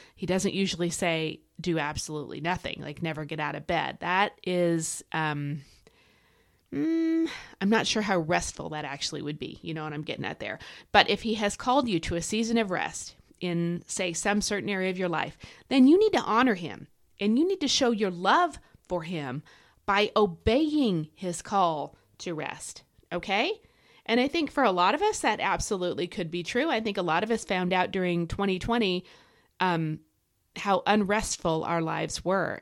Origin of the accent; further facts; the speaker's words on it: United States; as an American